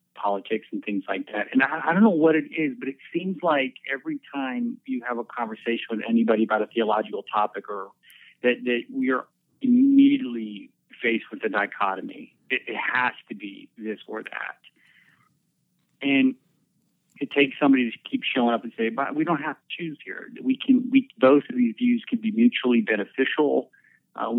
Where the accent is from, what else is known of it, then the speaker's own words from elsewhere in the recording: Erie, Pennsylvania, United States; moved away as an adult; now in Abilene, United States; I'm from Erie, which is northwest.